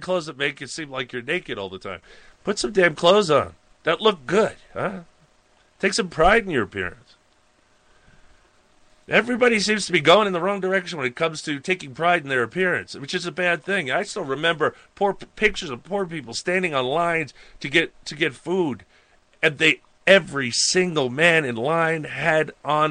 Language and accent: English; Suffolk County, Long Island, New York, United States; now in Montana, United States; I came from Long Island, New York.